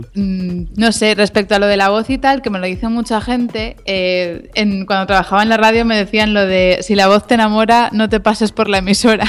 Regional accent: Galicia, Spain; moved away; me fui a vivir a Santiago, que bueno, yo soy gallega, pues volví allí a buscar mis raíces

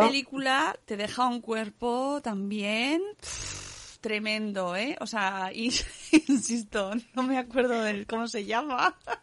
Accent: Cáceres, Extremadura, Spain; En mi pueblo también se puede ir, ¿eh? En Cáceres.

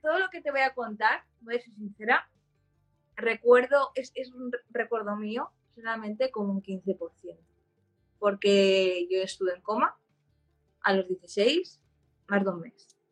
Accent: Barcelona, Catalonia, Spain; also born or lived in Germany; soy de Barcelona

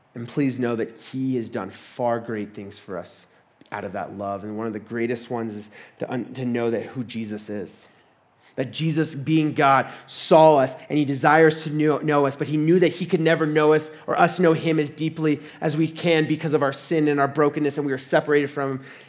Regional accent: Texas, United States; moved away as an adult; I'm from Texas

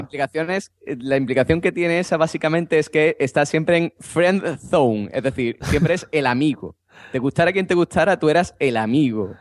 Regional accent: Andalusia, Spain; yo como buen andaluz

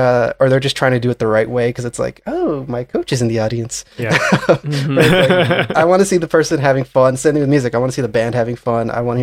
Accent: Florida, United States; now in New York, United States; South Florida.

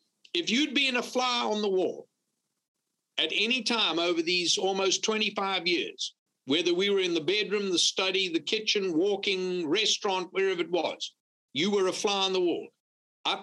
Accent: Louisiana, United States; And then, of course, I'd always tell them I'm from Louisiana, and some of them, especially from the northern states, they'd say, oh, I thought you sounded like a Cajun.

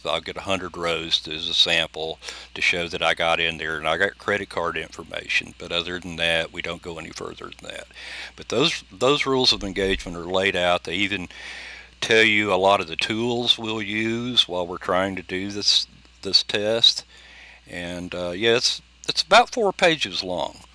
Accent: United States; being Native American

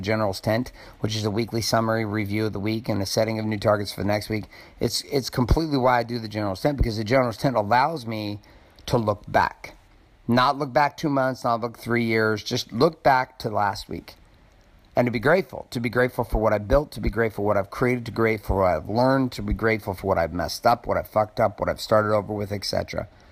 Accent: Stockton, California, United States; growing up in Stockton, California

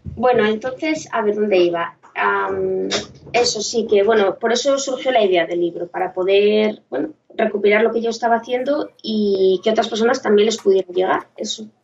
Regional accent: Gijón, Asturias, Spain; soy una chica de Gijón

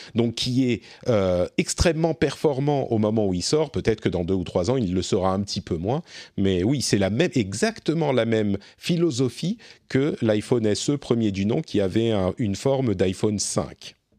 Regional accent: France; chez nous, en France

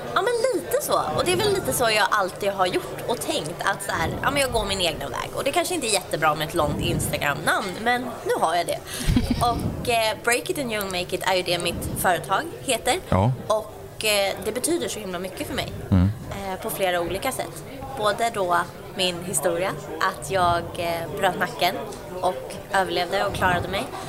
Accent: outside Uppsala, Uppsala County, Sweden; jag är uppväxt utanför Uppsala.

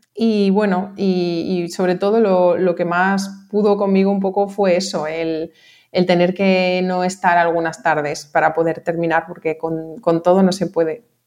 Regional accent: Mallorca, Balearic Islands, Spain; also born or lived in Barcelona; yo soy de aquí de Mallorca

